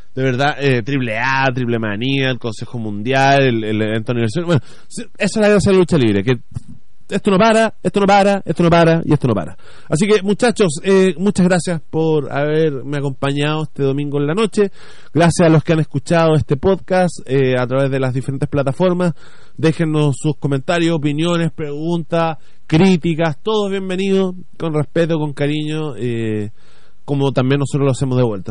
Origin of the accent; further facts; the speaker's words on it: Chile; a nosotros como chilenos